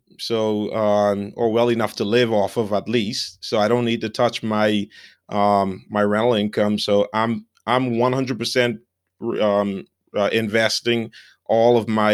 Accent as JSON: {"language": "English", "country": "Bahamas", "tie": "born or raised there", "moved": "as an adult", "lives_now": "United States", "said": "so I grew up in the Bahamas on the islands. A lot of people never even left the island or went from one end to the other."}